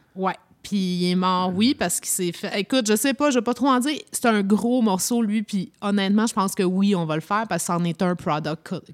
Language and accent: French; Toronto, Ontario, Canada; moved away; j'ai grandi euh, à Toronto